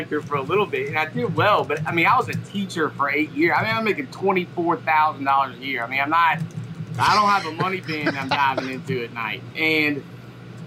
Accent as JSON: {"language": "English", "town": "Lexington", "region": "Kentucky", "country": "United States", "tie": "born or raised there", "moved": "as an adult", "lives_now": "Raleigh, United States", "said": "I grew up in Lexington, but I live in Raleigh, and I'm moving back to Lexington"}